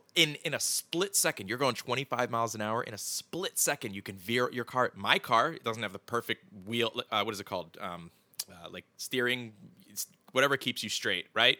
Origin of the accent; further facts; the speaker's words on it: Philadelphia, Pennsylvania, United States; we're both from Phil, the Philadelphia area